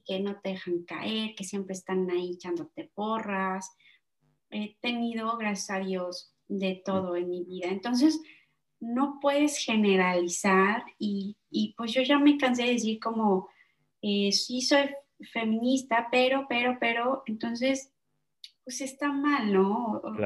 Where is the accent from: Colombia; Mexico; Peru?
Mexico; moved away as an adult; now in Netherlands; como somos mexicanos, ¿no? Yo y mi socio